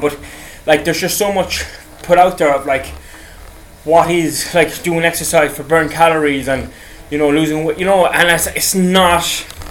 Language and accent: English; Ireland; I'm from Ireland